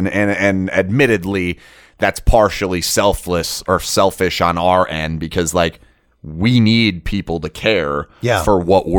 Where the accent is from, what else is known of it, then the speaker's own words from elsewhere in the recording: Canada; also born or lived in Washington; now in Las Vegas, United States; This is better than where I was in Washington. This is better than where I grew up in Canada.